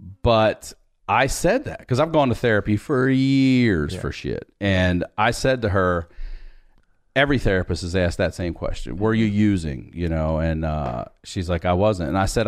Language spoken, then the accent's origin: English; Baltimore, Maryland, United States; I'm originally from Baltimore. Grew up out in the county.